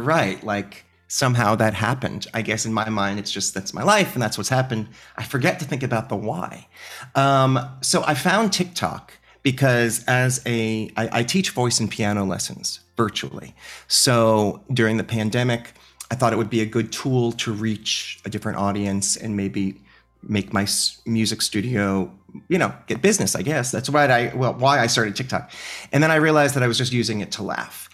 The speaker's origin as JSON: {"language": "English", "region": "New York", "country": "United States", "said": "I am a New Yorker."}